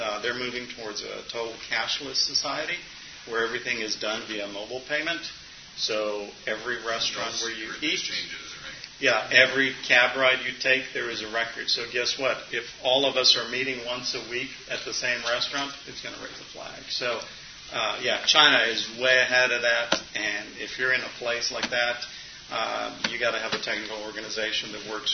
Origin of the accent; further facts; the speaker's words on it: Romania; moved away; growing up in Romania, we knew that every telephone and every Christian's home was bugged